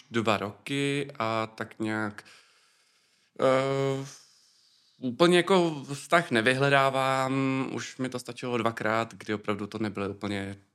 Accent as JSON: {"language": "Czech", "town": "Ústí nad Labem", "region": "Ústí nad Labem Region", "country": "Czechia", "said": "Eh, z Ústí nad Labem."}